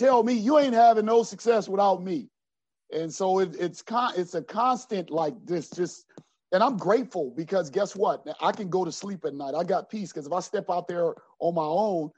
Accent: Los Angeles, California, United States; I'm from South Central

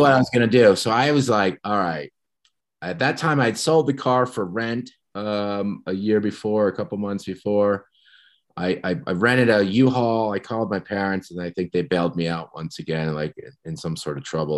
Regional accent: New Jersey, United States; moved away as an adult; also born or lived in Ohio / Seattle, Washington; now in Big Sky, United States; I'm from New Jersey. Um, grew up on the East Coast.

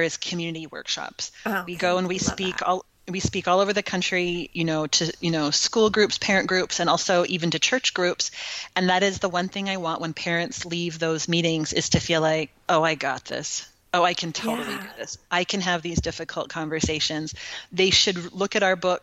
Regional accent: California, United States; moved away as an adult; also born or lived in Utah; now in Texas, United States; I grew up in California

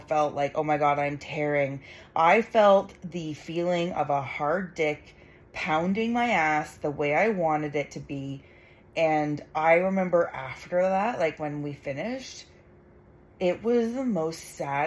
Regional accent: Canada; I'm Canadian

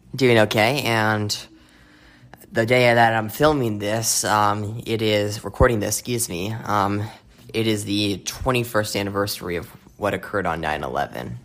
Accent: Phoenix, Arizona, United States; my hometown of Phoenix

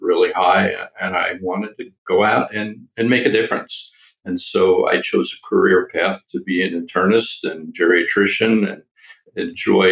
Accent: Long Island, New York, United States; I grew up on Long Island, New York.

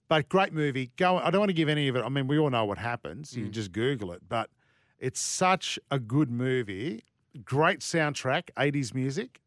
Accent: New South Wales, Australia; moved away; I'm from New South Wales originally

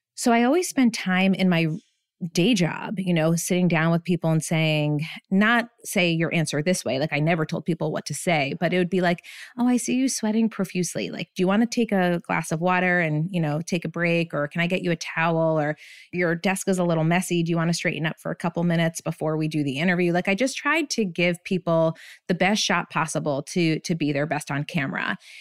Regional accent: Bethlehem, Pennsylvania, United States; moved away as an adult; also born or lived in Burlington, Vermont; I ended up getting my first job in my hometown. I'm from Bethlehem, Pennsylvania

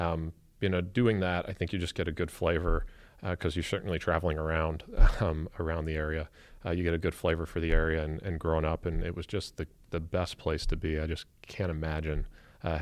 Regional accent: Avon Lake, Ohio, United States; Yeah. I mean, I had a great, wonderful American childhood. Was fortunate to grow up in a great, loving home. We had a lot of family in the area.

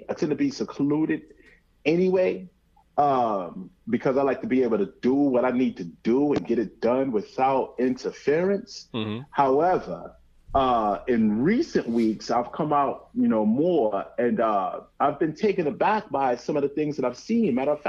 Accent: Georgia, United States; because I'm clearly biased, given that I'm from Georgia.

